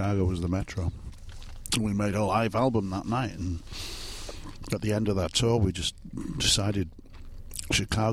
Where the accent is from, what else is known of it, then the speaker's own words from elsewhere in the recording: Wales, United Kingdom; I was from Wales